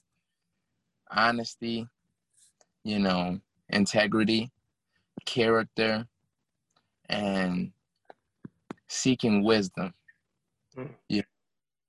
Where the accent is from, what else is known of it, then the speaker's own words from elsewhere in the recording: Chicago, Illinois, United States; also born or lived in Minnesota; I'm from Chicago